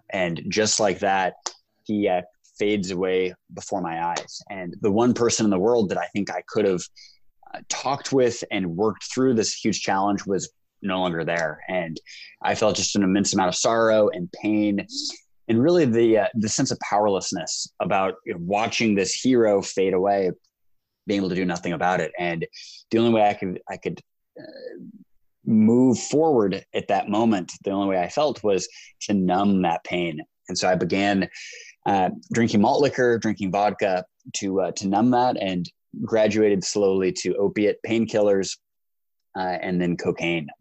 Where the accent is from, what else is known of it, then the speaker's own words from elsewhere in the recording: United States; because I'm American